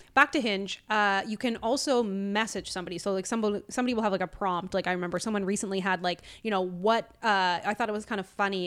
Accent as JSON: {"language": "English", "region": "Newfoundland and Labrador", "country": "Canada", "tie": "born or raised there", "moved": "yes", "said": "growing up in Newfoundland"}